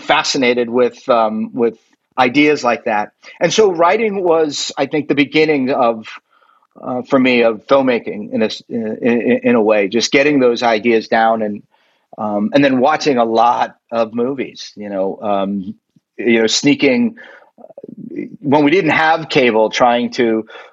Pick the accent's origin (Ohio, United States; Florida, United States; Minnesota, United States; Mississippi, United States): Florida, United States; also born or lived in Queens, New York / Cork, Ireland (ancestry); I was born in Queens, New York, and was in the school system there just for a little bit. I moved down to Florida when I was 5 years old